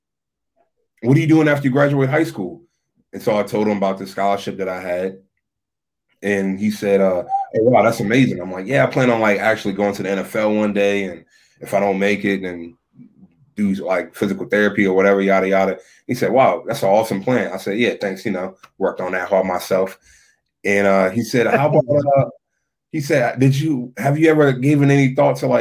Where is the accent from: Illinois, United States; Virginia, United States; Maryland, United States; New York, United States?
Maryland, United States; Lexington Park; I'm from Southern Maryland, St. Mary's County, born and raised in Lexington Park, Maryland.